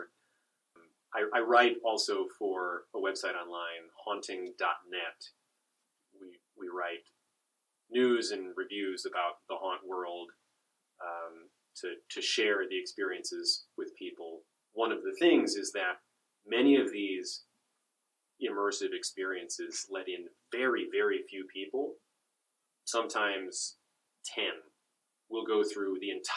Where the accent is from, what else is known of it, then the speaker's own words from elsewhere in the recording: Chicago, Illinois, United States; I grew up around Chicago